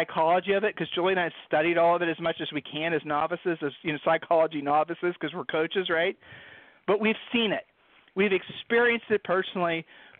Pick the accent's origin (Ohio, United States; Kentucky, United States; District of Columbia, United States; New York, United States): Ohio, United States; we're from Ohio